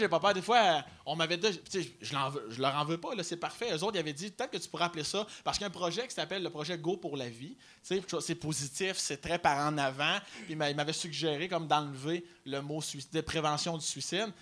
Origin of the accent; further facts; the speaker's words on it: Chaudière-Appalaches, south of Quebec City, Canada; Moi, je viens euh, sud de Québec. Fait moi, c'est dans Chaudière-Appalaches, comme Lobinière, Lévis